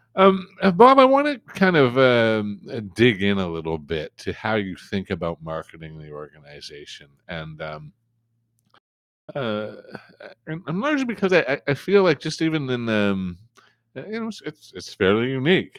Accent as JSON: {"language": "English", "region": "New Brunswick", "country": "Canada", "said": "I'm from a part of Canada that almost nobody knows about, including Canadians."}